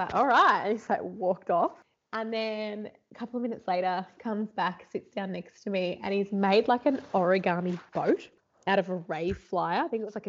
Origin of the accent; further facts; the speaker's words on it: Dandenong Ranges, Melbourne, Victoria, Australia; I grew up in the Dandenong. So up, like, you know, basically, yeah, in the bush. And then when I was sort of like early teens, we moved to Melbourne, like inner city Melbourne, Carlton. And then I grew up there until I was about 21.